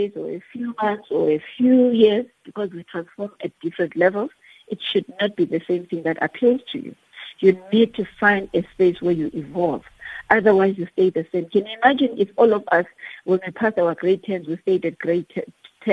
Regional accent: Eastern Cape, South Africa; I'm from the Eastern Cape

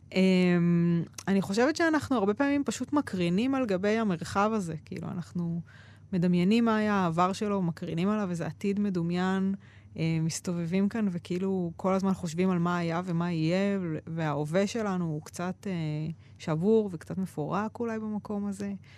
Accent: Ramla, Central District, Israel; moved away; also born or lived in Jerusalem; גדלתי ברמלה

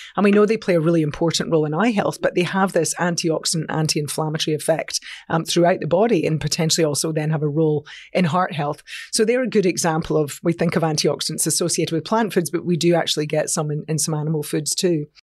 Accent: Scotland, United Kingdom; I'm a Scot

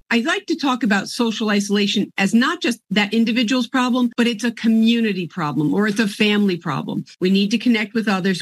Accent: Jamaica; moved away; I was the chef at eight years old growing up in Jamaica

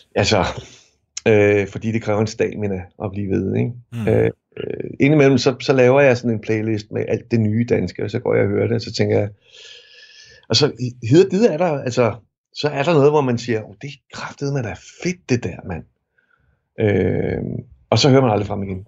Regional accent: Fløng, Zealand, Denmark; jeg er vokset op i Fløng

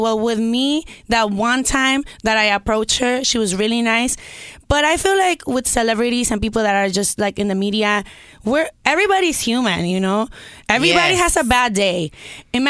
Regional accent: Mexico; I grew up in Mexico with Mexican parents

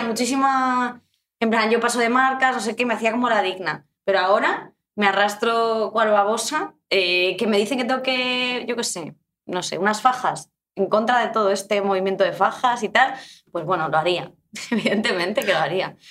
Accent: Madrid, Community of Madrid, Spain; Yo soy de Madrid 100%. Eh, o sea, no tengo otras raíces.

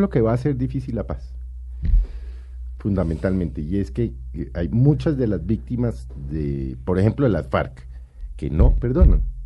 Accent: Colombia

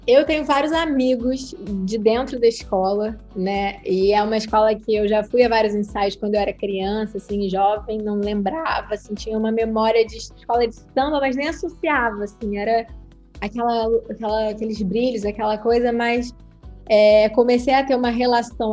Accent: Nova Iguaçu, Rio de Janeiro, Brazil; also born or lived in Nilópolis; Eu nasci em Milópolis, mas eu fui criada em Nova Iguaçu

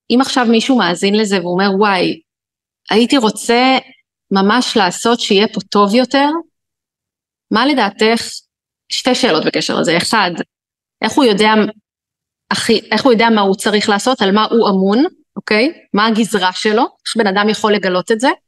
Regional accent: Israel; אנחנו ישראלים, נולדנו למציאות המורכבת הזאת.

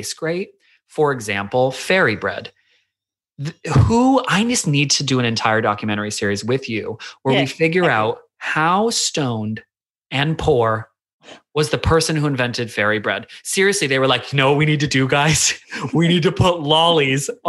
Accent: United States; moved away as an adult; now in Australia; I am the weird American at the playground

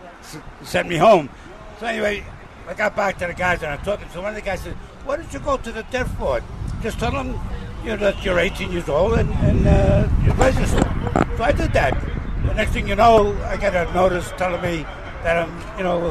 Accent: New York, United States; I'm from New York, Brooklyn

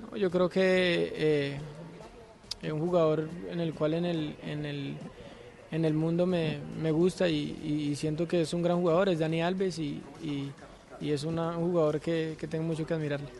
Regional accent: Cartagena, Bolívar, Colombia; mi tierra

